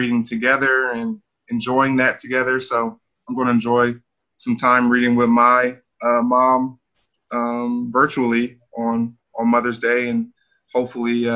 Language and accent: English; Sacramento, California, United States; I'm from Sacramento. You know, I take pride in being from there